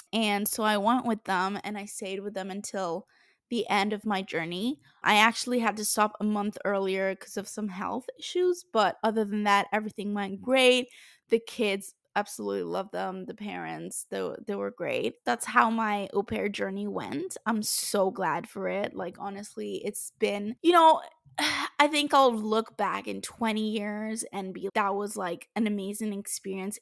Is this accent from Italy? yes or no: yes; Italy; moved away as an adult; my home country, which is Italy